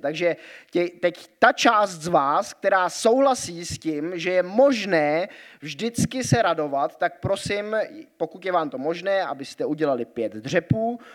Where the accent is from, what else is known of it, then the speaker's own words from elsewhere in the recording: Grindelwald, Bern, Switzerland; moved away; Vyrůstal jsem ve Švýcarsku a tam jsou takové eh, trošku možná někdy averze vůči německým turistům, hlavně v té vesnici, kde já jsem vyrůstal, eh, v Grindwaldu pod horou eh, Eiger